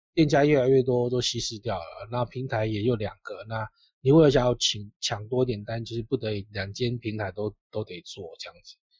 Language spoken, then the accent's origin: Chinese; Tainan, Taiwan; 我们小时候在台南